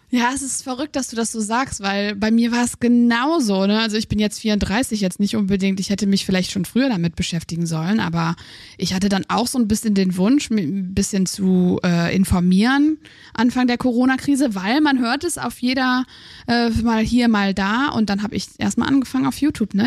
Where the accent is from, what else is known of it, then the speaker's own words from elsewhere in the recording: Aachen, North Rhine-Westphalia, Germany; Ich bin aus Aachen